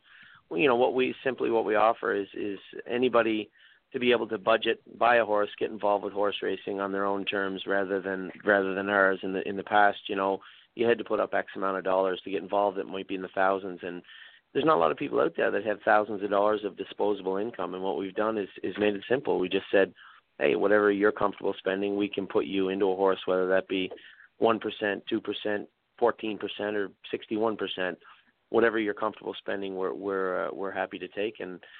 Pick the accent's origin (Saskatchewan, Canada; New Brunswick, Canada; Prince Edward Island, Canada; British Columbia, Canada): Prince Edward Island, Canada; moved away as an adult; I moved from Prince Edward Island with my brother Mark to Windsor, Ontario to work for Mike MacDonald.